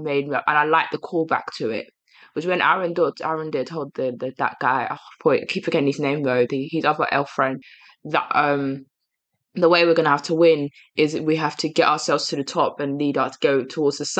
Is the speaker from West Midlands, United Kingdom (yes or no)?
no; London, United Kingdom; I was born in East London